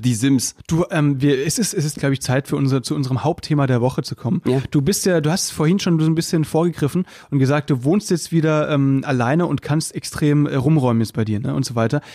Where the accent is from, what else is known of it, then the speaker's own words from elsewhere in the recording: Baden-Württemberg, Germany; moved away as an adult; now in Berlin, Germany; ich komme aus Baden und nicht aus Württemberg